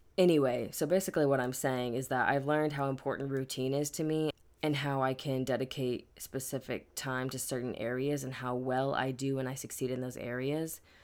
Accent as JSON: {"language": "English", "region": "Midwest", "country": "United States", "tie": "born or raised there", "moved": "yes", "lives_now": "California, United States", "said": "growing up in the Midwest"}